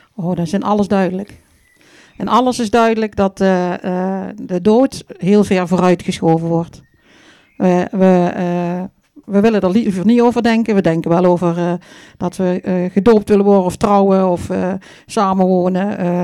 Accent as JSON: {"language": "Dutch", "town": "Vierlingsbeek", "region": "Limburg", "country": "Netherlands", "said": "Ik kom uit het mooie Vierlingsbeek, hè, waar we nou eh, zitten"}